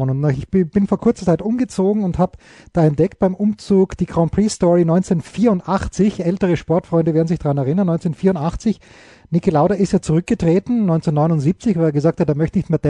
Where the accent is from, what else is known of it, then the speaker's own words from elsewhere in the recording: Austria; als Österreicher hm, ist man natürlich sozialisiert worden, wenn man als junger Österreicher in den 70er Jahren noch wirklich jung und beeinflussbar war